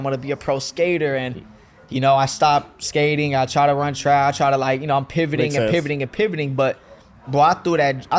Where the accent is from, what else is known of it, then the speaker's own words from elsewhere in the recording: Fayetteville, North Carolina, United States; moved away as an adult; now in Atlanta, United States; Growing up in Fayetteville, North Carolina